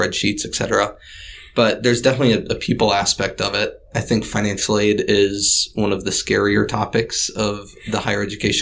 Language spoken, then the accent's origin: English; Oconomowoc, Wisconsin, United States; I'm originally from Oconomowoc, Wisconsin